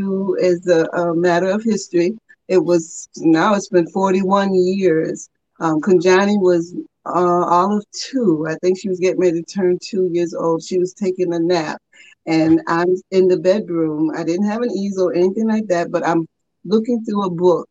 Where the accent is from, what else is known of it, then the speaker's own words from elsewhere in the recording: United States; also born or lived in Boston; I'm over here from America